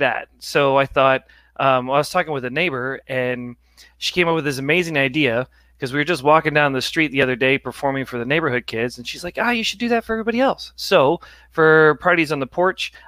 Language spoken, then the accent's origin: English; Ballwin, Missouri, United States; moved away as an adult; also born or lived in New York City / Los Angeles; I grew up in Baldwin